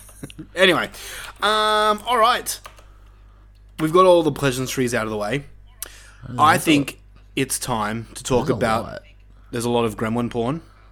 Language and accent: English; Australia; I mean, we're Australian.